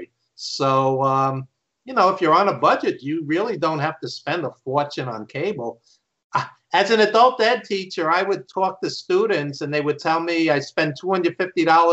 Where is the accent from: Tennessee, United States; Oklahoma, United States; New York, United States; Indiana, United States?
New York, United States; New York City; accent: Brooklyn; He's from Brooklyn, like me, as you could tell from my accent